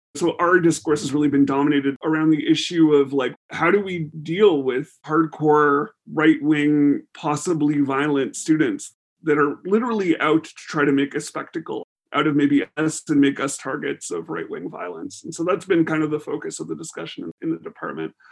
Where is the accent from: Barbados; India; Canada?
Canada; as Canadians